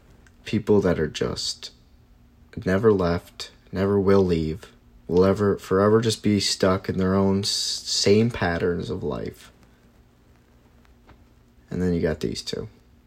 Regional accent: Scranton, Pennsylvania, United States; they're supposed to be best friends with my sister growing up in Scranton, PA.

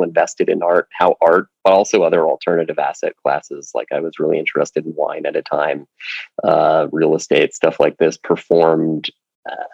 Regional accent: Princeton, New Jersey, United States; moved away as an adult; also born or lived in Virginia / United Kingdom; I grew up in Princeton

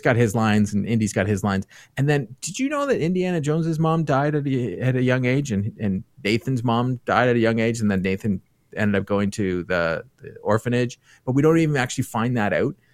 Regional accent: Toronto area, Ontario, Canada; I grew up in the Toronto area.

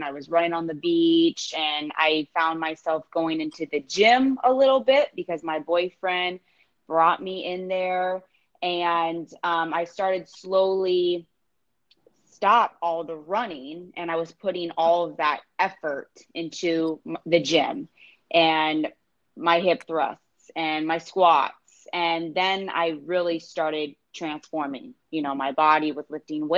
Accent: St. Petersburg, Florida, United States; also born or lived in Tampa, Florida; I was born in St. Petersburg, Florida, which is, you know, just over the bridge. And now I'm living over in Tampa. So yeah, pretty much born and raised here

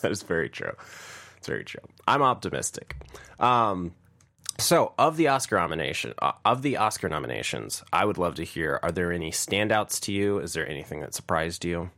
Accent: Chicago, Illinois, United States; I'm from Chicago

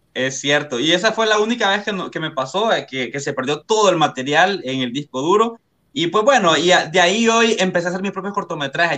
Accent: Comayagua, Honduras; yo soy de Comayagua, soy de Comayagua, Honduras

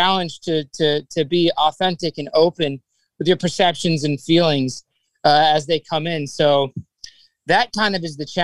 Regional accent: South Florida, United States; growing up in South Florida, you know, there's just, it's a melting pot of culture

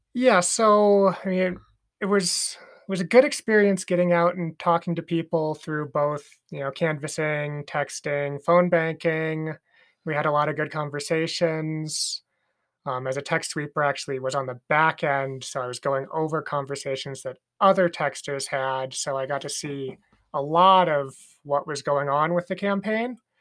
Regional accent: Idaho, United States; born or raised there

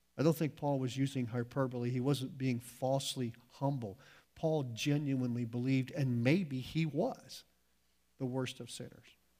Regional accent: United States; we as American Christians

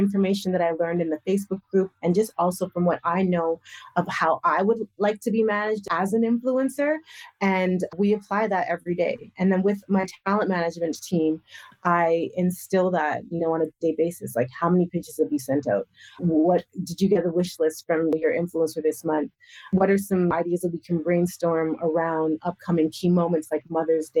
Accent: Western Canada, Canada; I'm Canadian. So I'm like, listen, like I grew up in Western Canada

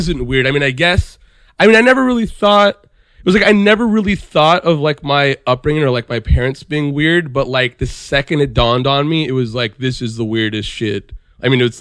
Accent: Beverly Hills, California, United States; I grew up in Beverly Hills

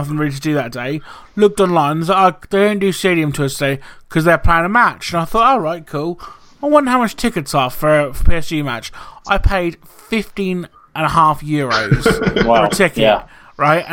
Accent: the East, East of England, United Kingdom; I'm from the East and I'm a Man United supporter

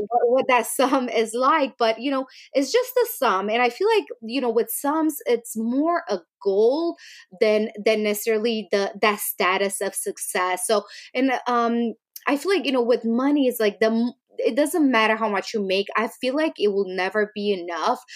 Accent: Romania; moved away; I grew up in Romania

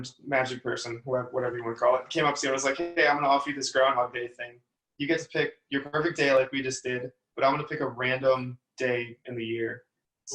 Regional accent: Texas, United States; I'm from Texas, so we don't even like get snow

